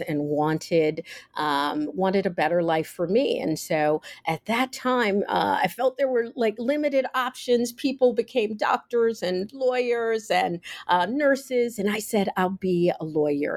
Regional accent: Cincinnati, Ohio, United States; I grew up in Cincinnati, Ohio

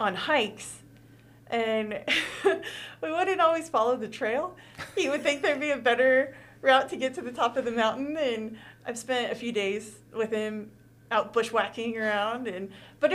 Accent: Carmichael, California, United States; also born or lived in Placerville, California / Sacramento, California; now in Reno, United States; I was born and raised in Carmichael, California. And then about the time I was 10, my family moved up to the foothills, like Placerville area

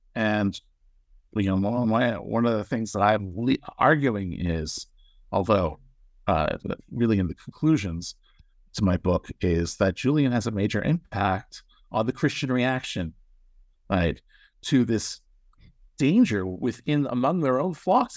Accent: Toronto, Ontario, Canada; moved away; so I grew up in Toronto, Canada.

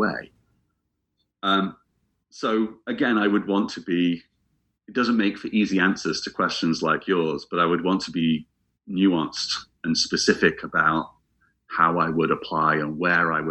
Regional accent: England, United Kingdom; moved away as an adult; also born or lived in Scotland; I'm from England, but I spent several years living in Scotland

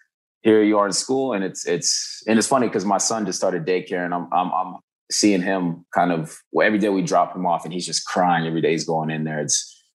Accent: Kenya; also born or lived in Uganda; Cause I was like growing up in Kenya and Uganda, people are so open-minded because the schools we went to, you had people from all over the world

